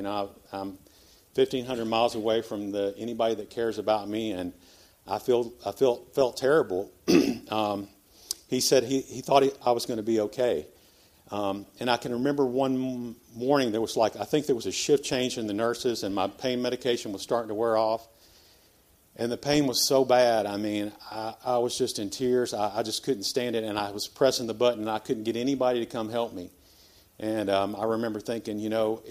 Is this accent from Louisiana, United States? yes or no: no; Memphis, Tennessee, United States; I was born here in Memphis, Christian parents